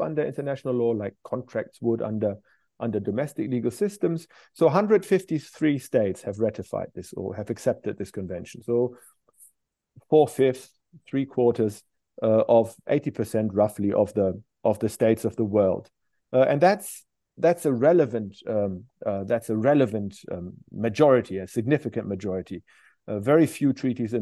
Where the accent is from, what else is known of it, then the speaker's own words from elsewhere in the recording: Germany; now in Glasgow, United Kingdom; my home country, Germany.